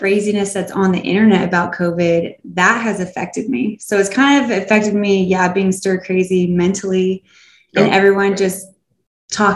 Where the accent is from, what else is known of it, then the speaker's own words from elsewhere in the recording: Florida, United States; moved away as an adult; now in Asheville, United States; I'm from Florida